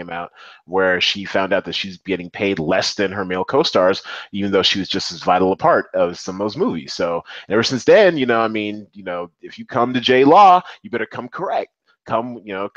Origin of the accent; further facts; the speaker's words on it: Seattle, Washington, United States; in my hometown of Seattle